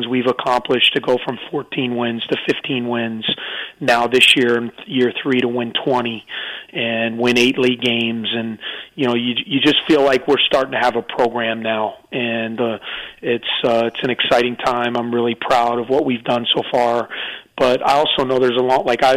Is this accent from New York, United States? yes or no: no; Chicago, Illinois, United States; moved away as an adult; also born or lived in Durham, North Carolina; I grew up in Chicago, about 15 minutes from the Northwestern campus.